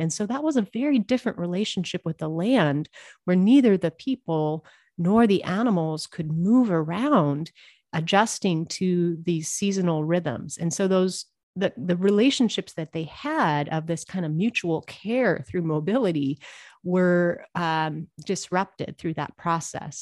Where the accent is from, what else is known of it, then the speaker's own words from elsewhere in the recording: Montana, United States; I am originally from Montana